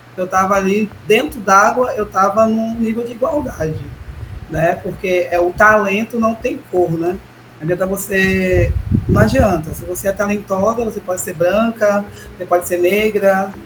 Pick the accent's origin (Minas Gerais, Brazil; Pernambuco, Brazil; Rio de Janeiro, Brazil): Pernambuco, Brazil; Ipojuca; Eu cheguei com sete anos de idade, eu cheguei aqui